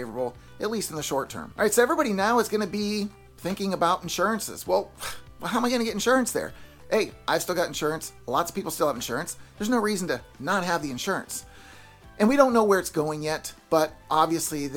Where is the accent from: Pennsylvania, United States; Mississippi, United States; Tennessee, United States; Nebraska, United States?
Pennsylvania, United States; now in Florida, United States; I'm from Pennsylvania